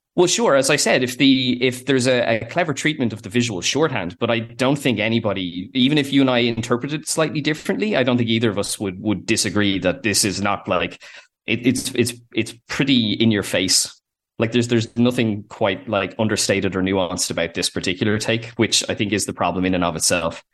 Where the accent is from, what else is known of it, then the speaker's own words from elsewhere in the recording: Ireland; they are Irish the way we are